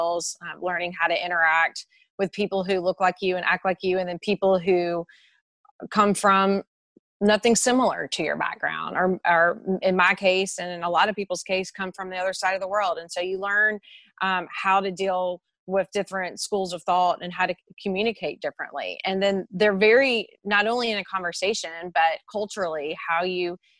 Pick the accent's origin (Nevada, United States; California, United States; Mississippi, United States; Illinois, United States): Mississippi, United States; moved away as an adult; also born or lived in Brisbane, Australia / Texas